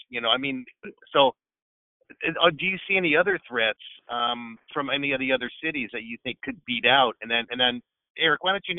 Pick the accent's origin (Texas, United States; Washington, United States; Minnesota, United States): Washington, United States; Seattle; I'm a Seattle guy. I've been, you know, born and raised in Seattle